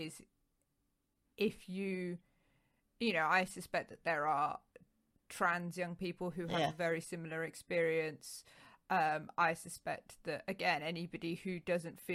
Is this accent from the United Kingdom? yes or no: yes; London, United Kingdom; the local deaf unit that was at a school close to where I grew up in North London